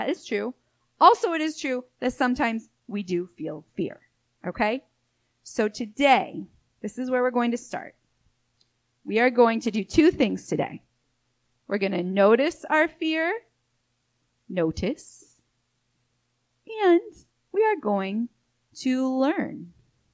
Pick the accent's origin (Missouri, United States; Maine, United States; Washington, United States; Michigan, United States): Michigan, United States; now in Florida, United States; I grew up in Michigan